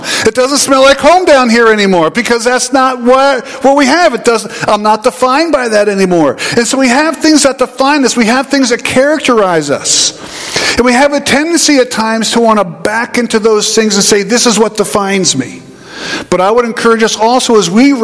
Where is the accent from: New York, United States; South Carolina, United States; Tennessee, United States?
New York, United States; Southern; also born or lived in South Central New Jersey; now in New Jersey, United States; I grew up in Southern New York, grew up in Dairy Country.